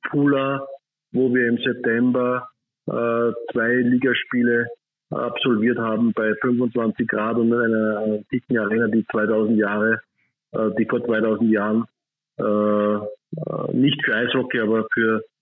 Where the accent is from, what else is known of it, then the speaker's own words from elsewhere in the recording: Upper Austria, Austria; meine Landeshauptstadt äh, als Oberösterreicher.